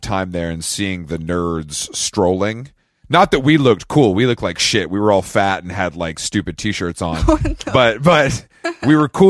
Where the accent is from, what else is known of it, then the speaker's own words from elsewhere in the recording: Atlanta, Georgia, United States; moved away; I'm from Atlanta, born and raised, and I'm actually here right now, coincidentally.